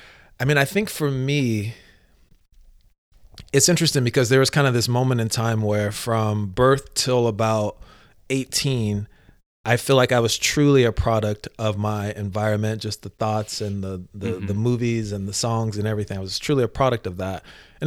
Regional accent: Virginia, United States; also born or lived in Los Angeles / Atlanta; Yeah, so I like to tell people I was born in Los Angeles, raised in Atlanta, Georgia, and grew up in Northern Virginia, right outside of DC.

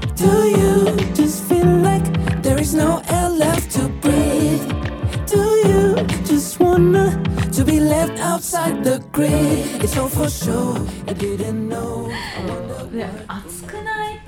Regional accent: Hokkaido, Japan; どさんこといたしましては

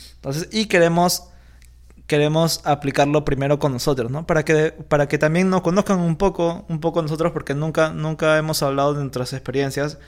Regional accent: Lima, Peru; nosotros somos de Lima, Perú

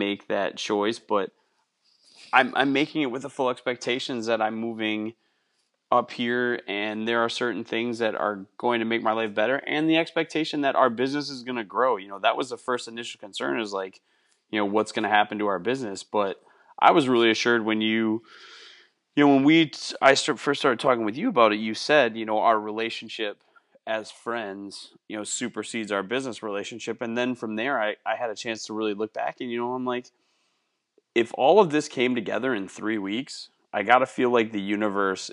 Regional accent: Wisconsin, United States; I grew up in Wisconsin in the woods

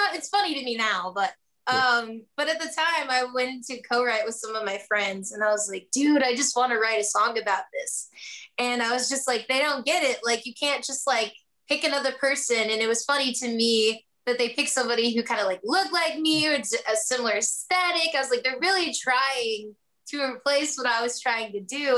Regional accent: Kentucky, United States; moved away as an adult; now in Nashville, United States; I'm originally from Kentucky

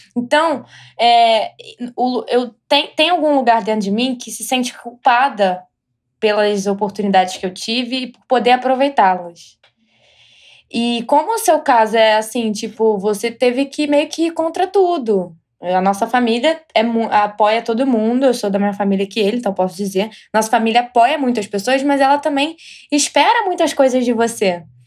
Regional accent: Brazil; moved away as an adult; now in United States; saí do Brasil, eu estou aqui

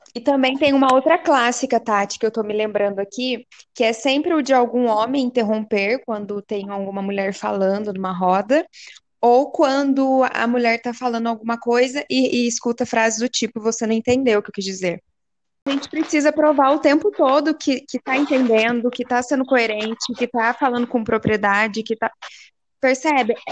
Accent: Cachoeira Paulista, São Paulo, Brazil; sou de Cachoeira Paulista, interior de São Paulo

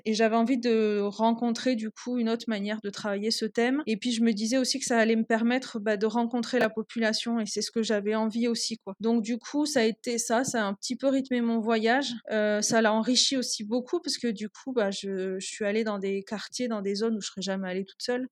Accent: Toulouse, Occitania, France; moved away as an adult; now in Peru; je suis toulousaine et euh, j'habite aujourd'hui au Pérou depuis euh, bientôt quasiment 4 ans

